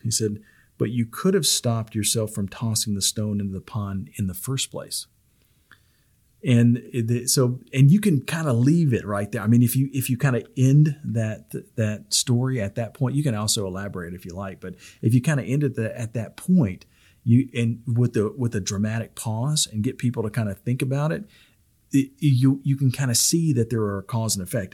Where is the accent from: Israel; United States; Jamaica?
United States; the South; I'm from the South